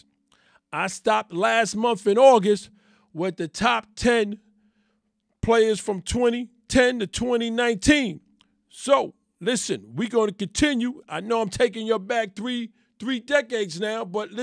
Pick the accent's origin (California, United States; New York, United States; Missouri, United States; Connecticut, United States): New York, United States; New York City; I am born and raised in New York City.